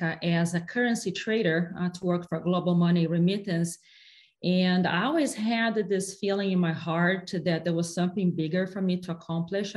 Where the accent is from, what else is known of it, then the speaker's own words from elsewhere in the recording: Brazil; English is a second language; moved away as an adult; also born or lived in capital of the south of Brazil; now in United States; I come from Brazil and I lived until I was 16 years old in a really tiny town in the middle of nowhere in Brazil